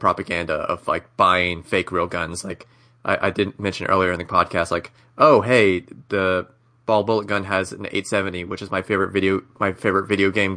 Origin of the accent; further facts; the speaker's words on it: Texas, United States; I'm from Texas